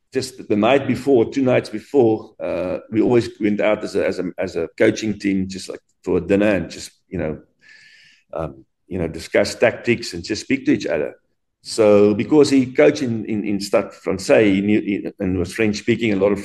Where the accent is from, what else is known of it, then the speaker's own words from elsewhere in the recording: South Africa; being a South African